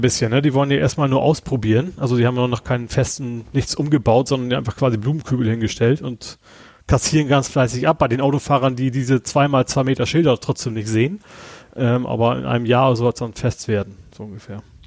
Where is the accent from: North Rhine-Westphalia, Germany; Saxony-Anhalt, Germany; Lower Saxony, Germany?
Lower Saxony, Germany; moved away; also born or lived in Bavaria; ich bin ja gebürtiger, äh, Niedersachse